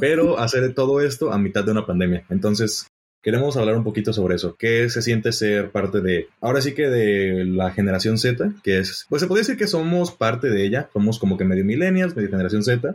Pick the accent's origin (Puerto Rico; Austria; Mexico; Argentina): Mexico; moved away as an adult; hace un tiempo yo me fui de México, actualmente encuentro fuera del país.